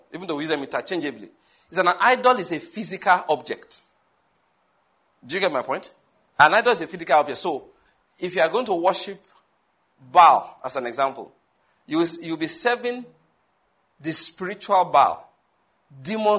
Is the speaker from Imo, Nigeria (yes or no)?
no; Owo, Ondo, Nigeria; now in Enugu, Nigeria; My hometown is Owo in Ondo State